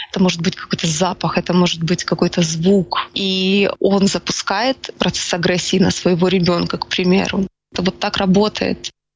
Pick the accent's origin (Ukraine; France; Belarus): Ukraine; Я украинка